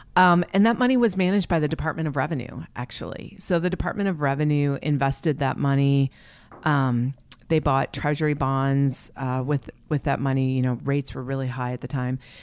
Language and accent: English; Wisconsin, United States; moved away as an adult; also born or lived in New York City / Alaska; I was actually born and raised in Wisconsin